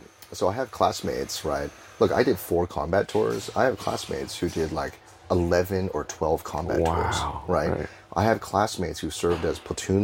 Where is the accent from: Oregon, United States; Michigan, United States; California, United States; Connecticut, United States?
California, United States; Cupertino; moved away as an adult; also born or lived in Hong Kong; now in Singapore; I grew up in Cupertino, California